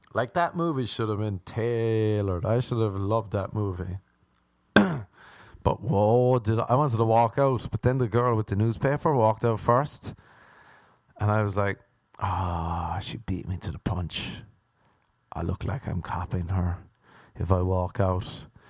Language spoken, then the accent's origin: English; Ireland; accent: Irish; moved away; growing up in Ireland